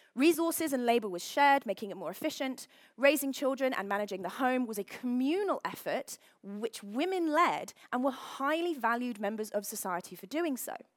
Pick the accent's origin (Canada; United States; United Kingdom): United Kingdom; London; I am from London.